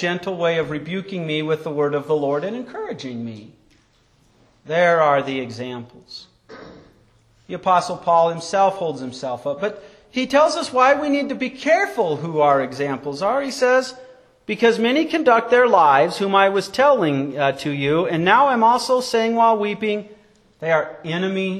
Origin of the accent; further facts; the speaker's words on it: Wyoming, United States; When I was a child growing up in Wyoming